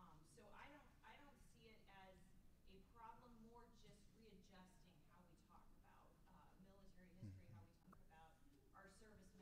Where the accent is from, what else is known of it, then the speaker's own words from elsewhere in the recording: Illinois, United States; moved away; also born or lived in Minnesota; back in my home state of Illinois